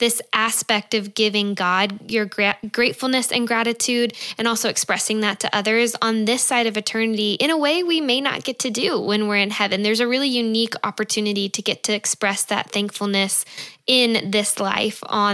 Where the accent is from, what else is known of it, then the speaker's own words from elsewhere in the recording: Georgia, United States; moved away as an adult; also born or lived in California; we are from Georgia. My husband Scott and I both are